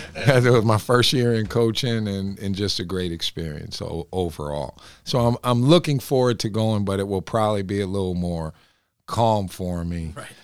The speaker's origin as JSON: {"language": "English", "town": "Binghamton", "region": "New York", "country": "United States", "moved": "yes", "said": "I'm from Binghamton"}